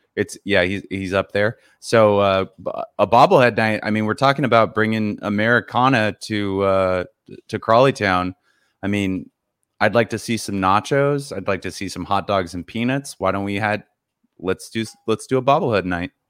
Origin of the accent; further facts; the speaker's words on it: Seattle, Washington, United States; I'm from Seattle